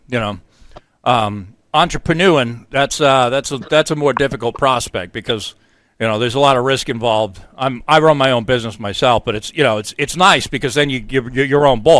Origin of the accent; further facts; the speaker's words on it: New York, United States; now in New Hampshire, United States; I'm from New York. I live in New Hampshire